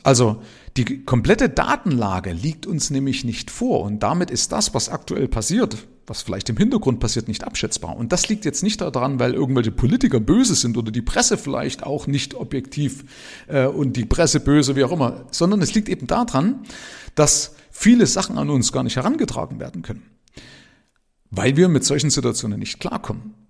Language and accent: German; Germany; Ich bin ja in der DDR aufgewachsen